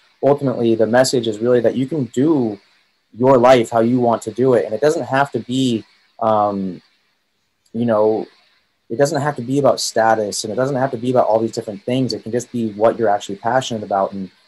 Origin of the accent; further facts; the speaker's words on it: Montana, United States; moved away; when I grew up in Montana